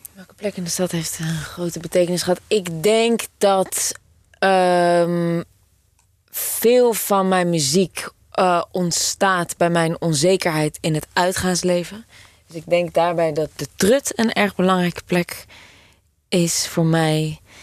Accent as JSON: {"language": "Dutch", "town": "Amsterdam", "region": "North Holland", "country": "Netherlands", "said": "ik kom uit Amsterdam."}